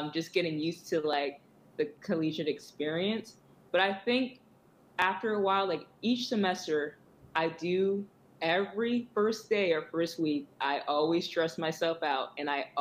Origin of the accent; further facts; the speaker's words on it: Georgia, United States; I'm from Georgia.